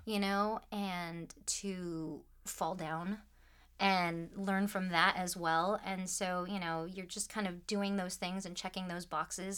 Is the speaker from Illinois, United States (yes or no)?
no; Troy, Michigan, United States; I grew up just outside of Detroit, Michigan, so, you know, good old Midwestern stuff.